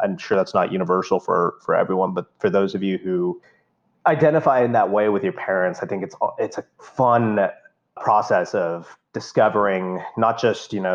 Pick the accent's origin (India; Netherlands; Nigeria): India; now in United States; growing up in India